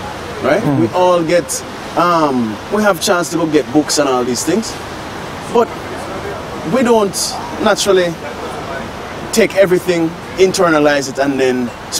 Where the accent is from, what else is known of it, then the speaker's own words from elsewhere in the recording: United States; I grew up in America.